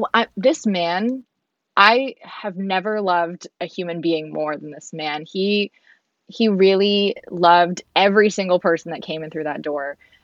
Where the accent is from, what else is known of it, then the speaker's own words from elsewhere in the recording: Hong Kong; born there; where I was born in Hong Kong. I've lived in six countries.